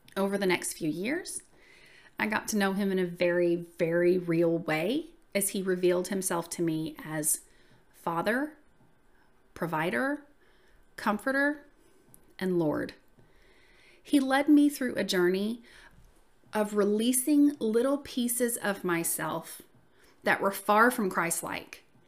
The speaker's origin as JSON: {"language": "English", "region": "the South", "country": "United States", "accent": "southern", "said": "I usually say that I'm from the South just 'cause, I mean, listen to my voice, y'all"}